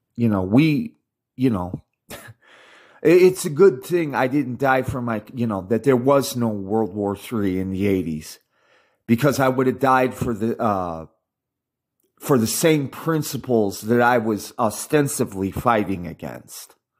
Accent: United States; I'm American insofar as I was born in America. I speak English and I've been raised in the American culture for uh, half a century

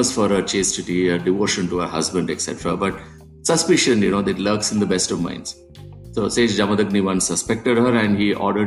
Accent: Kerala, India; my home state, Kerala, in South India

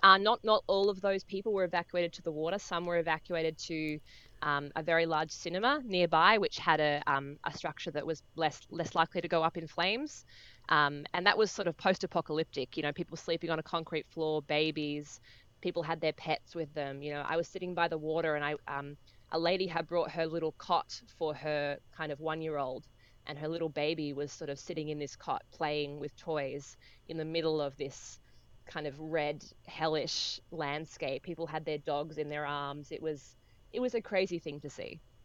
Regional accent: Australia; as an Aussie, I live in a very, very dry, dry country

